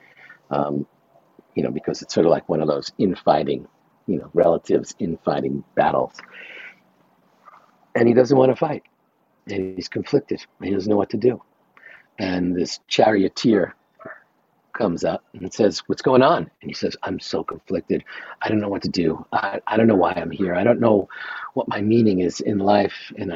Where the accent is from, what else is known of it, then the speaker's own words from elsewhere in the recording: New York, United States; I'm from New York.